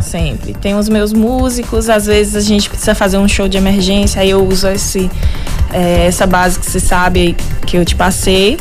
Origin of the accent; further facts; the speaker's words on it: Bom Jesus da Lapa, Bahia, Brazil; eu sou daqui da Lapa mesmo. Uhum. Né, nasci há 26 primaveras